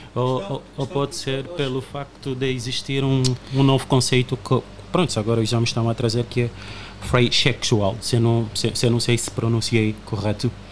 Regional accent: Uíge, Angola; now in Portugal; eu sou do Ije

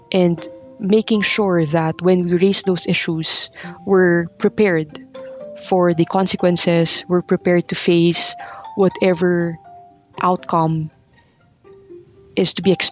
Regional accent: Philippines; I'm a Filipino

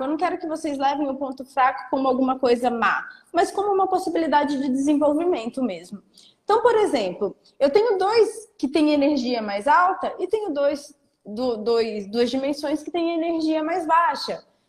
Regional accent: Porto Seguro, Bahia, Brazil; eu sou de Porto Seguro, eu moro em Porto Seguro, na Bahia

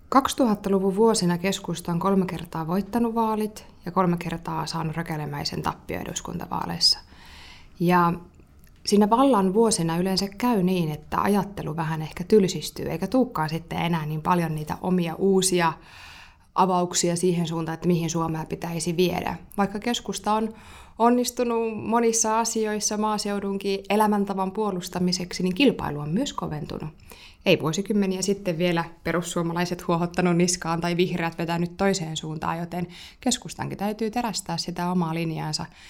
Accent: Tornio Valley, Lapland, Finland; he tulevat siis omalta kotiseudultani

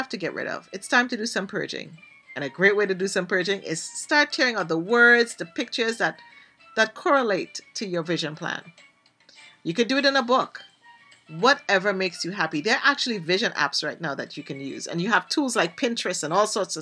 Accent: Trinidad & Tobago; Yes, I'm from Trinidad and Tobago

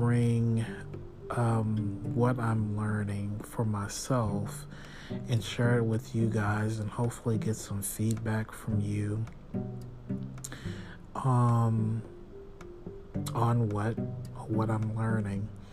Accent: Texas, United States; I'm from Texas.

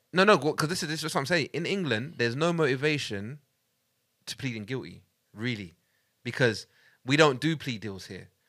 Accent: Buganda, Central Region, Uganda; I'm a Muganda from Uganda of Buganda

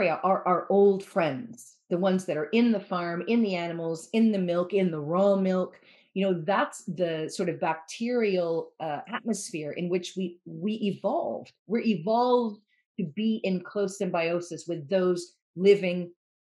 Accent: United States; now in Wales, United Kingdom; I'm American, I'm a journalist

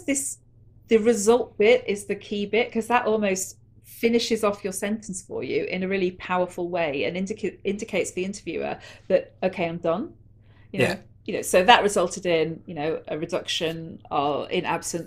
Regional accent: Manchester, North West England, United Kingdom; where I grew up in Manchester

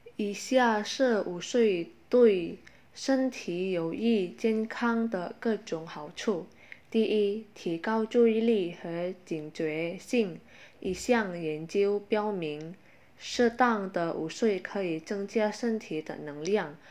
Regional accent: Indonesia; Chinese is a second language; 我们印尼人

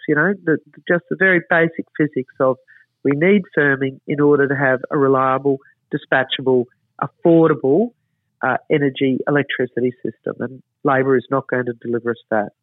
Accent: Queensland, Australia

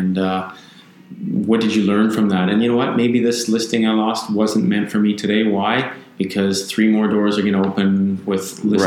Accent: Victoria, British Columbia, Canada; also born or lived in Vancouver; I grew up in Victoria, so I've been here since the age of 12, so I'm 44 now.

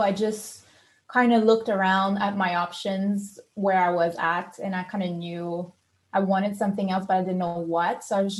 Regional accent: Quebec, Canada; English is a second language; moved away as an adult; also born or lived in Australia; now in United States; I'm from Canada. I'm from Quebec, which is French Canada. And I come from a small town surrounded by cows and chickens. And I'm a pastor's kid. I'm a PK.

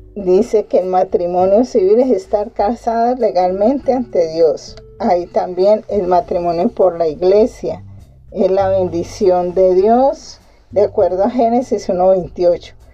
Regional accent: Colombia; aquí en mi país, en Colombia

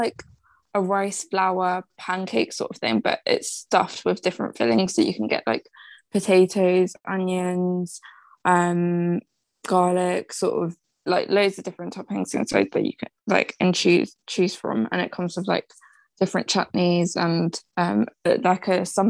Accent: India; now in United Kingdom; I'm Indian myself

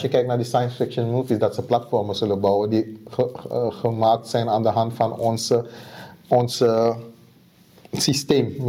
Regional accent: Suriname; moved away; Ik kom uit Suriname

